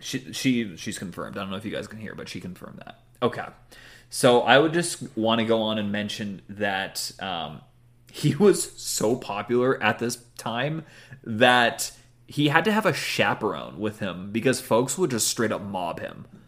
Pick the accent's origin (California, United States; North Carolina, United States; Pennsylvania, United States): California, United States; Newport Beach; my hometown of Newport Beach, California